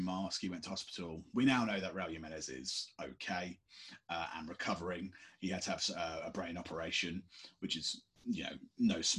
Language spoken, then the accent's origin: English; United Kingdom; we're British